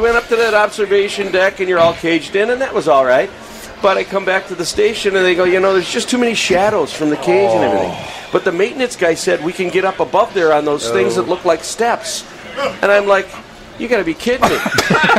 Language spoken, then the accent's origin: English; Minneapolis, Minnesota, United States; I grew up in the Twin Cities.